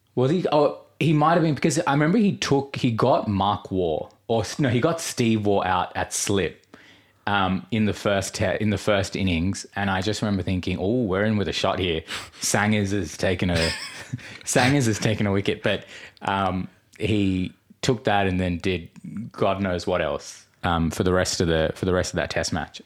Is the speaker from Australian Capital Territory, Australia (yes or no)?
no; New South Wales, Australia; I was born in New South Wales, so we're both Australians with Indian backgrounds